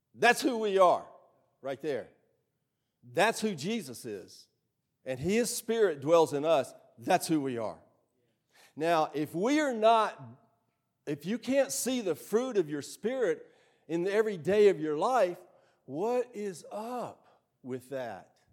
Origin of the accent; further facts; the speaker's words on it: Starkville, Mississippi, United States; I grew up right here in Starkville, in Starkville High School